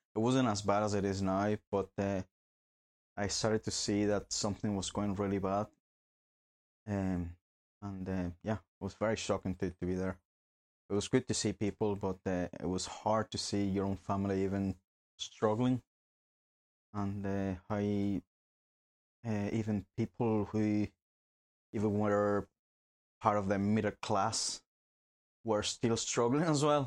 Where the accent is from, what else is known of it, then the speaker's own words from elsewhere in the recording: Barquisimeto, Lara, Venezuela; moved away as an adult; now in Northern Ireland, United Kingdom; I was born in Venezuela myself. Uh, been here in Northern Ireland for nearly nine years.